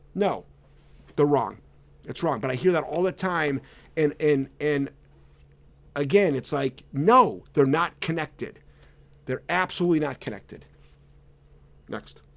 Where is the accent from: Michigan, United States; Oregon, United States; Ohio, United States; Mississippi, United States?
Ohio, United States; Cleveland; moved away; I'm originally from Cleveland. So, so, um, I, I left Cleveland in nineteen eighty-four.